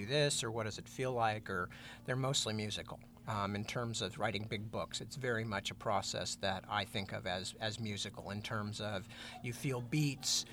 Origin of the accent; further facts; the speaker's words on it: Northern California, United States; also born or lived in London; I'm pretty quintessentially Northern Californian in a lot of ways